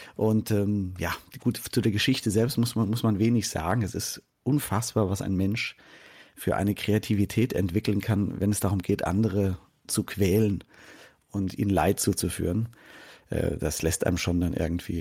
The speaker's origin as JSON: {"language": "German", "country": "Germany", "said": "als Deutscher"}